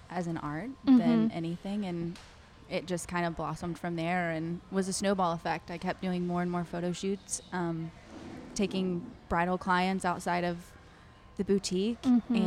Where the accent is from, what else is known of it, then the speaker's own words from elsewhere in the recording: Odessa, Texas, United States; moved away as an adult; also born or lived in Dallas, Texas; I am from West Texas, too. I grew up in Odessa